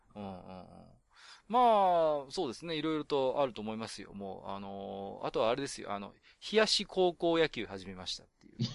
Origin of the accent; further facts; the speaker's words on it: Tohoku, Japan; 私東北の人間なんで